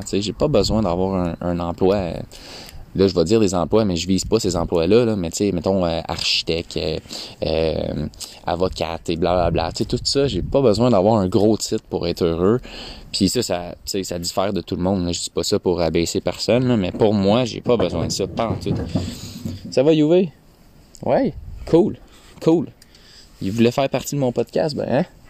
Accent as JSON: {"language": "French", "region": "Quebec", "country": "Canada", "said": "on est québécois"}